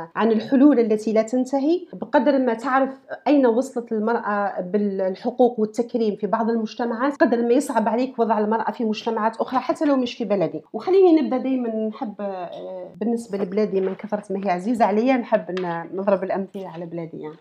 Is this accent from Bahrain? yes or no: no; Algeria; moved away as an adult; لو قعدت في الجزائر